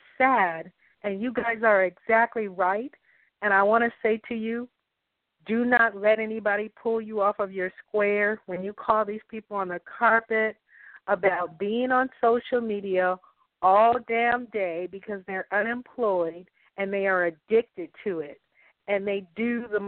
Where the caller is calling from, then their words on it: North Carolina, United States; I'm calling from North Carolina